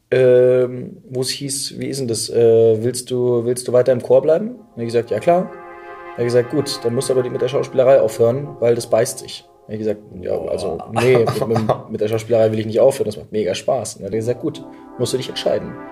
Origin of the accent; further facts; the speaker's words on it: Munich, Bavaria, Germany; ich komme aus München.